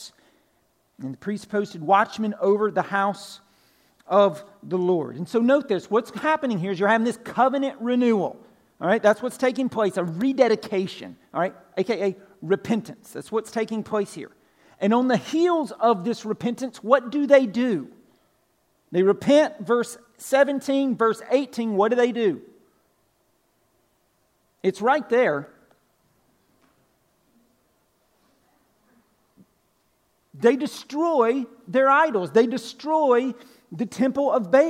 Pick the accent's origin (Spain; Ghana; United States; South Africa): United States; Pine Log, Georgia; I'm originally from Pine Log, right? Northwest Georgia, country, way out in the country. Grew up on a farm